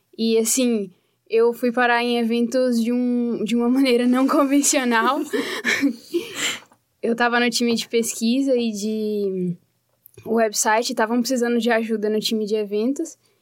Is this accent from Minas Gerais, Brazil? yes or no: yes; Teófilo Otoni, Minas Gerais, Brazil; moved away as an adult; now in Curitiba, Brazil; Eu sou de Minas Gerais